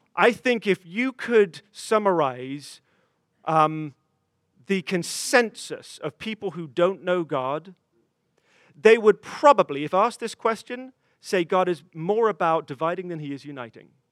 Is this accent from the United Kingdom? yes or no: yes; England, United Kingdom; moved away; a 14 year old boy um, in growing up in England